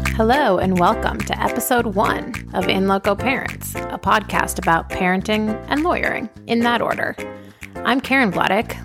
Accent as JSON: {"language": "English", "town": "Boston", "region": "Massachusetts", "country": "United States", "tie": "born or raised there", "also_born_or_lived": "upstate New York / Washington, D.C.", "moved": "as an adult", "lives_now": "Austin, United States", "said": "Originally, I'm from Boston. Grew up in Boston."}